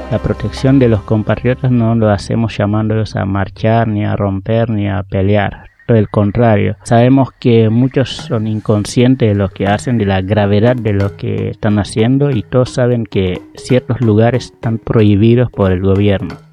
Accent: Senegal; now in Argentina

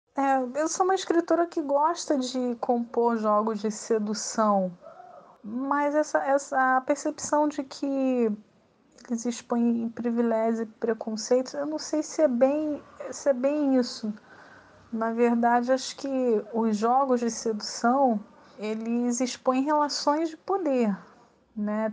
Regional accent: Rio de Janeiro, Brazil; eu nasci no Rio de Janeiro, eu cresci no Rio de Janeiro, eu vivo desde sempre no Rio de Janeiro

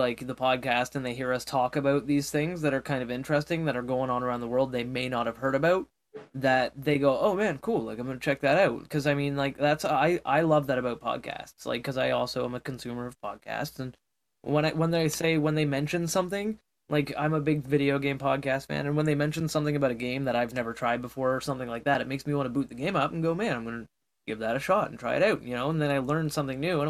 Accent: Canada; as a Canadian

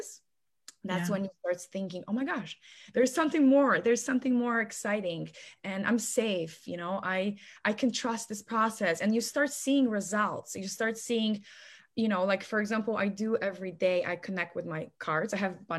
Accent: Poland; moved away as an adult; now in United States; I'm originally from Poland. I've been here in America for almost 11 years.

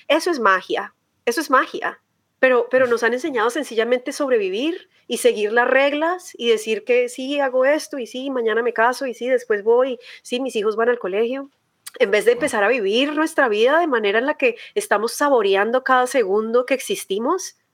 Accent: Bogotá, Colombia; accent: rolo; moved away as an adult; now in United States; yo crecí en Colombia, nací crecí en Colombia, en Bogotá

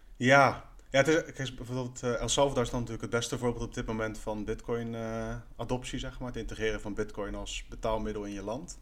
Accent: Netherlands; wij als Nederlanders

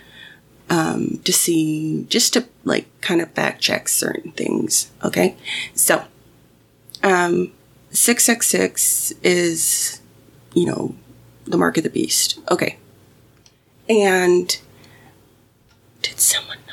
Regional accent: Mexico; Growing up in Mexico, my grandmother always had the radio on

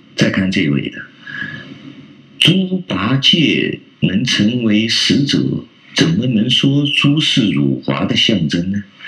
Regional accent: China; 我们中国人现在的人呐

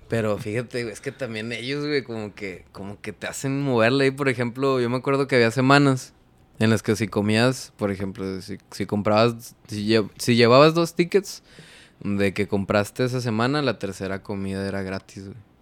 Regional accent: Ciudad Acuña, Coahuila, Mexico; Yo soy de Acuña vengo del norte

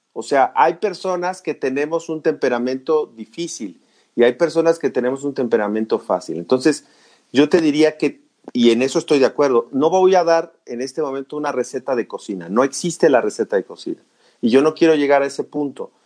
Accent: Mexico; todos somos mexicanos

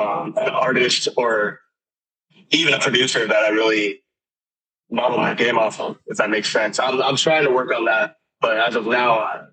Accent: Thousand Oaks, California, United States; now in Arizona, United States; Yeah, I'm in Arizona right now, but I'm from Thousand Oaks, California.

